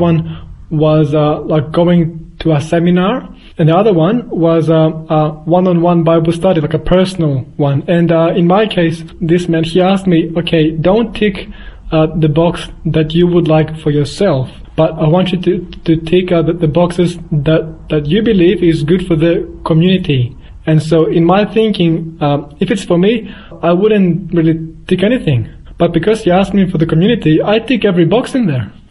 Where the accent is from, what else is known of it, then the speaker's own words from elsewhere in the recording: Australia; born there; also born or lived in Athens, Greece; I was born in Australia, but I did spend uh, 10 years of my life also in Greece, in Athens.